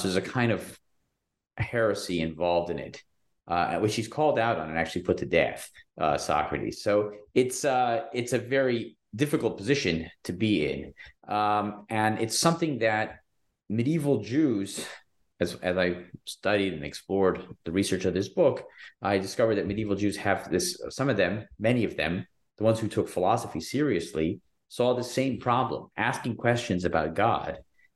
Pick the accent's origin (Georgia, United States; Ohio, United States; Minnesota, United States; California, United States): Georgia, United States; Athens; moved away; also born or lived in Chicago; I grew up in Athens, Georgia, which is a small town in Georgia, with a very small Jewish community.